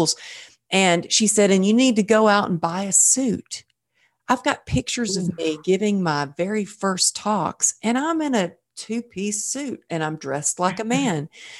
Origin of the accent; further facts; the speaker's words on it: Texas, United States; I'm from Texas